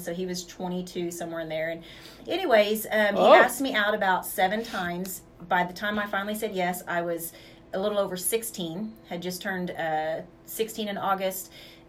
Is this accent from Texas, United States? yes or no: no; Woodward, Oklahoma, United States; also born or lived in Bellflower, California / Hinton, Oklahoma; So my mom moved there. Moved from there when I was 2, and I was raised between Woodward, the Hinton area, and stuff like that.